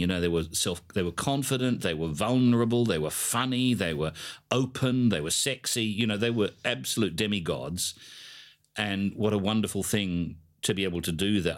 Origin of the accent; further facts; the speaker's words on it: Adelaide, South Australia, Australia; I come from Adelaide